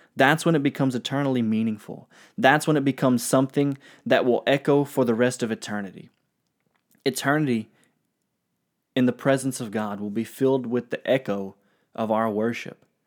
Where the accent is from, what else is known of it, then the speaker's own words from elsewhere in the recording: United States; I'm American